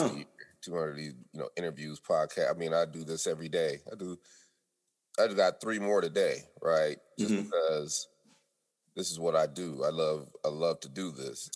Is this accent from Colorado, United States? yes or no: yes; Denver, Colorado, United States; also born or lived in California; now in Atlanta, United States; We're from Denver, and then I moved to California